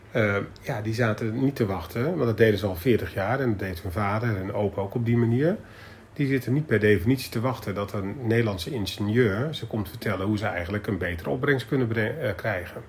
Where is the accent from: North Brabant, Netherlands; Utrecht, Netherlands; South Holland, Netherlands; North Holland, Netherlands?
Utrecht, Netherlands; Zeist; born or raised there; also born or lived in Willemstad, Curaçao